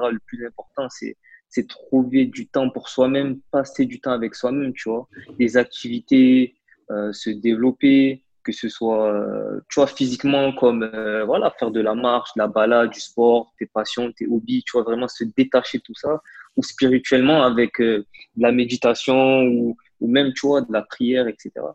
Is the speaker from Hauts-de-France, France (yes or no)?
no; Marseille, Provence-Alpes-Côte d'Azur, France; je suis originaire de Marseille